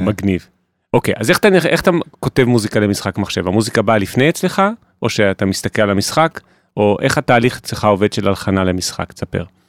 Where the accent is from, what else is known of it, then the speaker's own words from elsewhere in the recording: Jerusalem, Jerusalem District, Israel; ששנינו מכירים כירושלמים, אה, מיתולוגיים בעצמנו